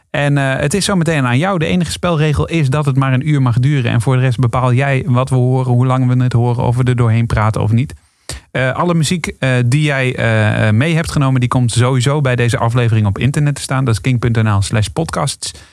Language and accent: Dutch; Bergeijk, North Brabant, Netherlands; now in Utrecht, Netherlands; Die komt van mijn geboorteplaats eigenlijk.